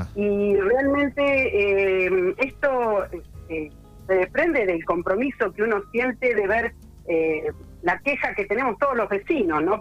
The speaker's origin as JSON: {"language": "Spanish", "town": "Puan", "region": "Buenos Aires Province", "country": "Argentina", "tie": "born or raised there", "also_born_or_lived": "Bahía Blanca", "said": "no soy nacida acá en Puan, soy oriunda de Bahía Blanca, pero hace 40 y casi 47 años que estoy viviendo en Puan, soy adoptada de Puan."}